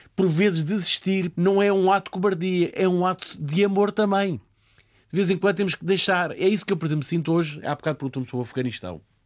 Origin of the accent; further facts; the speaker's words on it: Portugal; somos nós portugueses